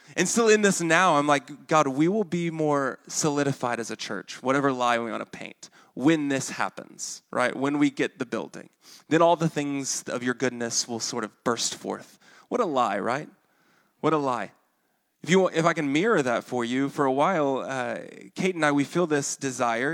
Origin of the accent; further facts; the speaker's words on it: Arkansas, United States; accent: Arkansan; my Arkansan accent comes out with that word.